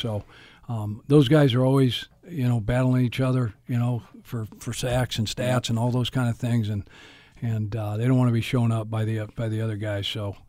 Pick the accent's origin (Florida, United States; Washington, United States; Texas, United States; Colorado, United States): Colorado, United States; Boulder; I'm born and raised. I'm born in Boulder, Colorado.